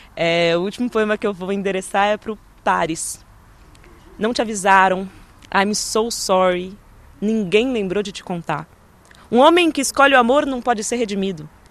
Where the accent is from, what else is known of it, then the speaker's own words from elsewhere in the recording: São Paulo, Brazil; da cidade de São Paulo, que é de onde eu venho